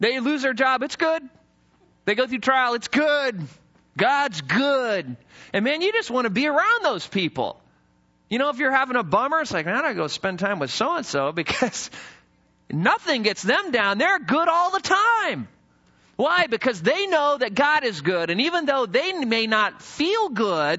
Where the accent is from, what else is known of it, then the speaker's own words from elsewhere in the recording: the mountains of Idaho, United States; When I was in high school, I grew up in the mountains of Idaho. And what was interesting as I was growing up in Idaho is, you know, I came from the city